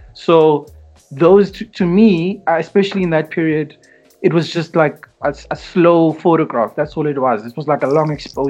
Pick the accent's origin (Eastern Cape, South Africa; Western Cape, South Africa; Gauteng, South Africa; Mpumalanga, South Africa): Gauteng, South Africa; Tembisa; also born or lived in Kempton Park / Benoni; I grew up in Tembisa, moved to Kempton Park in the 90s when it was legal right.